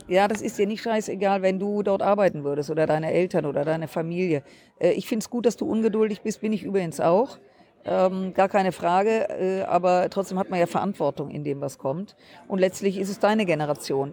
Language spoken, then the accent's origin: German; Düsseldorf, North Rhine-Westphalia, Germany; meine Heimatstadt Düsseldorf